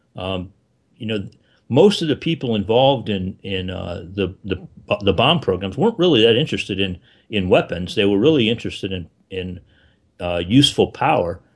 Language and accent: English; South Florida, United States; I grew up in South Florida